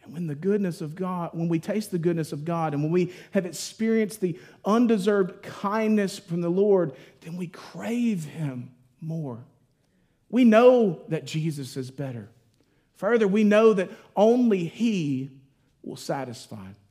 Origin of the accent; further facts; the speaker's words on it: Mississippi, United States; now in West Texas, United States; I grew up in Mississippi